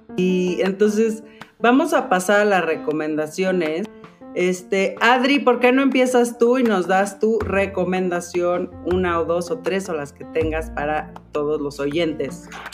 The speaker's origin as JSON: {"language": "Spanish", "country": "Mexico", "said": "nosotros como mexicanos"}